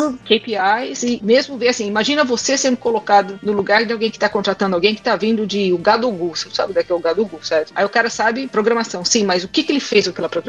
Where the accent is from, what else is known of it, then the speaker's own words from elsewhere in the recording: Brazil; mas ó, desculpa, sabe? Eu sou do Brasil.